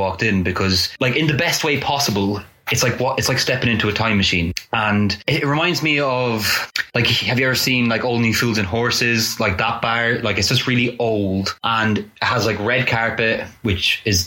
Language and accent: English; Newbridge, Leinster, Ireland; my hometown in Ireland, in Newbridge